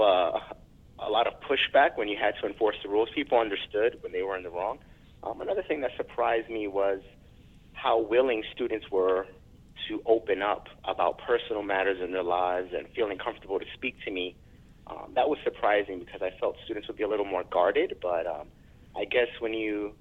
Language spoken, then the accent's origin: English; New York City, New York, United States; I'm a New Yorker